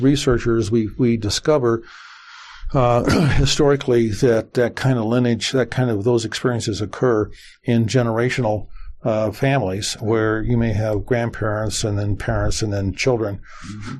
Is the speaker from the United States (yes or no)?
yes; Las Vegas, Nevada, United States; I was born there, and you know at that time there might have been twenty some thousand, maybe twenty five thousand. I was blessed to be uh, to be uh, growing up in that environment.